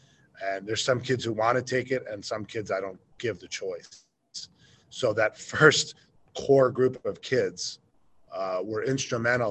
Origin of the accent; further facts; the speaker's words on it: New York, United States; also born or lived in Ohio / Southern Idaho / Cody, Wyoming; now in Powell, United States; originally I'm from New York, my wife's from Ohio